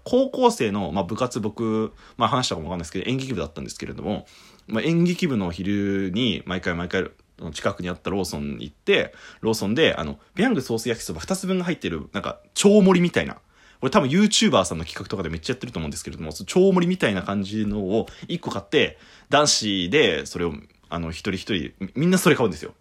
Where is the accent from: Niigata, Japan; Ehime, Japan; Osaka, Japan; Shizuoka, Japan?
Shizuoka, Japan; 僕とベベは結構あの、サイレントヒルみたいなところの県出身なんですよ